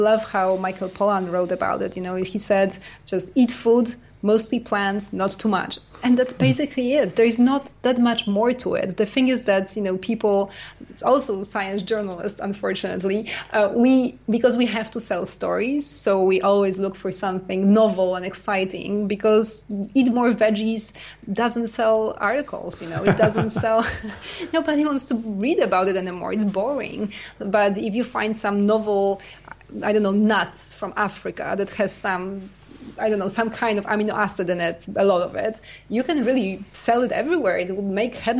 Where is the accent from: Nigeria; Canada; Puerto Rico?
Canada; also born or lived in United States; now in France; I'm Canadian